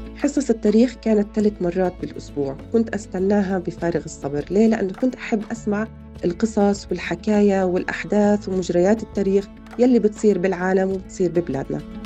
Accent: Beit Sahour, West Bank, Palestine; also born or lived in Jerusalem; من مواليد مدينة القدس نشأتي وطفولتي كانت في مدينة بيت سحور بمحافظة بيت لحم بالضفة الغربية

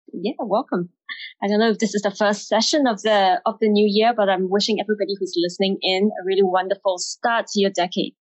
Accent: Singapore; moved away as an adult; also born or lived in England; I'm Singaporean, having grown up in Singapore

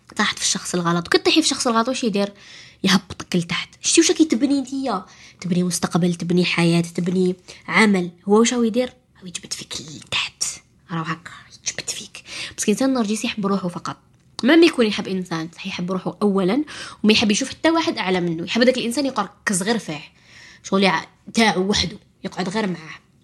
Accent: Algeria; عندنا في الجزائر

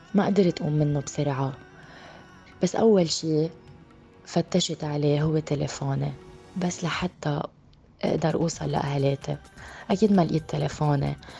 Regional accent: Lebanon; now in United Arab Emirates; أنا من لبنان وعمري 30 سنة وعايشة بالإمارات

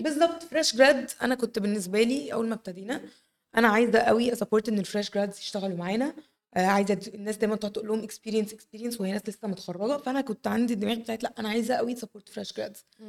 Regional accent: Egypt; عندنا في مصر

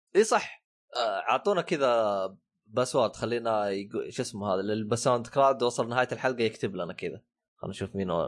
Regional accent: northern Saudi Arabia, Saudi Arabia; also born or lived in Western Region, Saudi Arabia; انا اعتبر شمالي

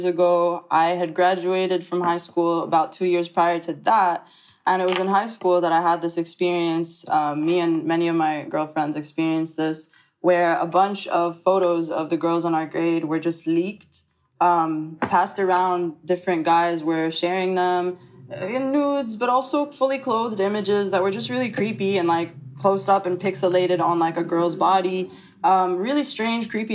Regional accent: Egypt; now in New York, United States; I do identify as Egyptian 100%. I identify as Arab

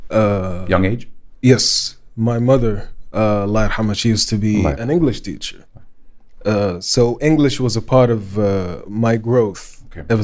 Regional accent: Saudi Arabia; English is a second language; they catch my accent. They're like, well, where you really from? I was like, yeah, I'm from Saudi Arabia.

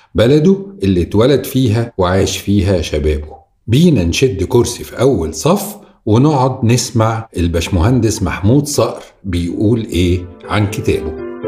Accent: Cairo, Cairo Governorate, Egypt; القاهريين أمثالنا

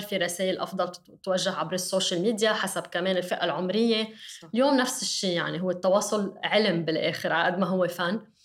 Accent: Lebanon; كلبنانيه كلنا

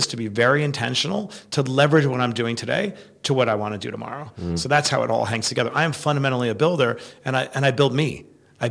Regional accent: New York City, New York, United States; I grew up in Queens, New York

